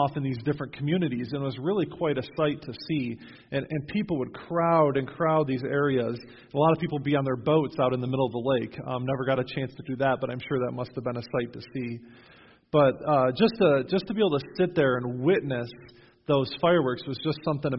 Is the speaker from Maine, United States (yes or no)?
no; Western New York, United States; now in New Knoxville, United States; When I was growing up in Western New York